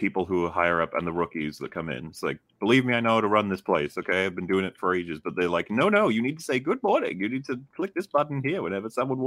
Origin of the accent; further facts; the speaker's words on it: United Kingdom; we're British